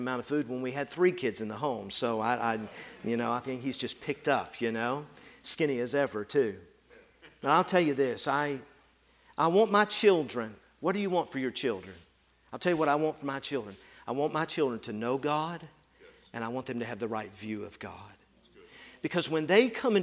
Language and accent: English; Tennessee, United States; moved away as an adult; also born or lived in rural Ohio; I grew up in Tennessee